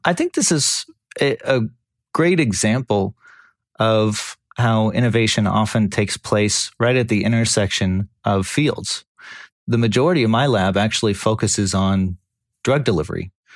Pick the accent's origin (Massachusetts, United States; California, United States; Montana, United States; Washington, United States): California, United States; born or raised there